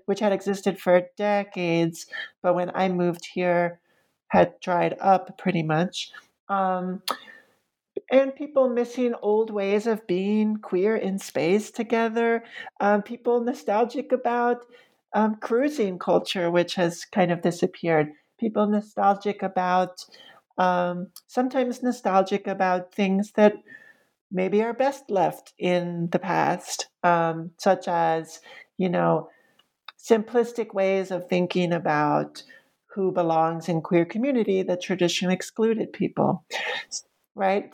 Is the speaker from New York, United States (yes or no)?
yes; New York City, New York, United States; moved away as an adult; now in Roanoke, United States; I had been raised with as a New Yorker